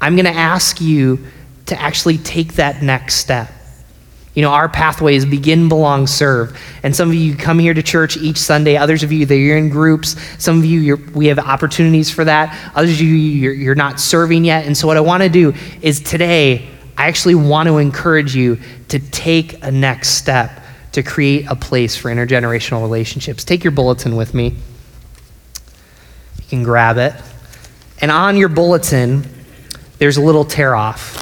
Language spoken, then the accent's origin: English; Binghamton, New York, United States; moved away; also born or lived in Philadelphia; my hometown of Binghamton